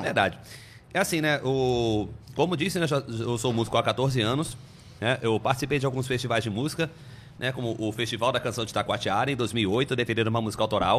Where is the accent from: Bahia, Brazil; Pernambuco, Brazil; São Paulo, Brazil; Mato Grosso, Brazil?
Bahia, Brazil; Salvador; first language Portuguese; moved away; also born or lived in Amazonas; acabei sendo registrado como nascido em Salvador, na Bahia né? Onde eu passei boa parte da minha infância, né? E da adolescência também.